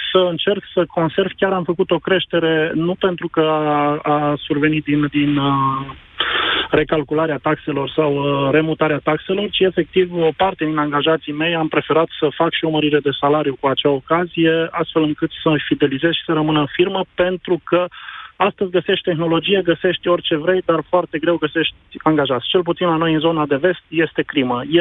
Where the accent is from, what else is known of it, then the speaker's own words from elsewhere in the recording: Timișoara, Timiș County, Romania; Și pentru că uh, eu sunt din Timișoara, la noi e o problemă mare cu forța de muncă.